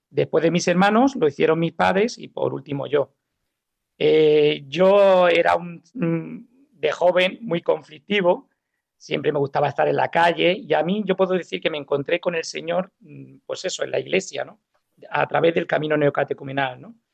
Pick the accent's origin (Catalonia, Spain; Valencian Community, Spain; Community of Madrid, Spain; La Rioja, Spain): Valencian Community, Spain; Alicante; born there; also born or lived in Málaga; yo vengo de una familia católica tradicional, donde yo nací en Alicante y por causa del trabajo de mi padre, pues nos hemos, hemos viajado mucho hasta llegar a Málaga